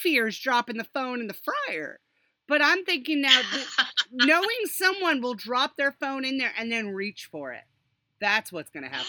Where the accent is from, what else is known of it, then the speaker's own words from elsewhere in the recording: England, United Kingdom; moved away; I was born in England. I still hold British citizenship